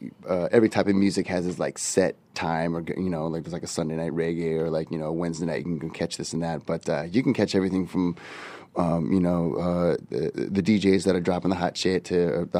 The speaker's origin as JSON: {"language": "English", "town": "Santa Cruz", "region": "California", "country": "United States", "moved": "yes", "lives_now": "San Diego, United States", "said": "I'm originally from NorCal. I'm originally from Santa Cruz"}